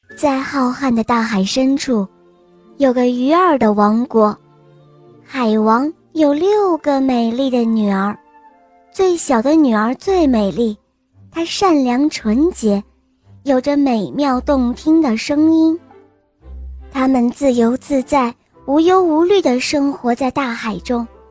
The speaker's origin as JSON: {"language": "Chinese", "country": "Hong Kong", "said": "我今年五岁了，我来自香港"}